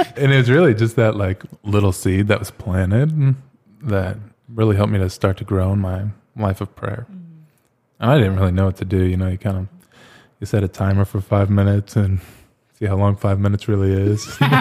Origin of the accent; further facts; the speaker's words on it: Phoenix, Arizona, United States; moved away as an adult; also born or lived in Pittsburgh / Ohio / Rome / Flagstaff; I'm from Phoenix, born and raised here.